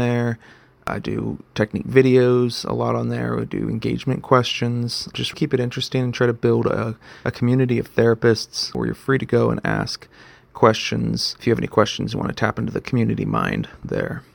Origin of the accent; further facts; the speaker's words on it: Texas, United States; moved away as an adult; also born or lived in San Antonio, Texas; now in Boise, United States; But I am originally from Texas.